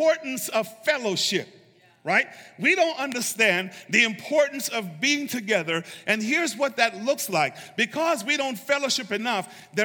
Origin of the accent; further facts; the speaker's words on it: United States; Being an American